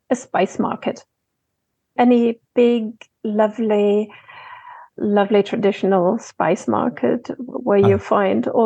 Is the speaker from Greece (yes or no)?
no; Germany; Between Dresden and Berlin you know, Russia, not just what we know of Russia today, there were all these satellite uh, countries around it.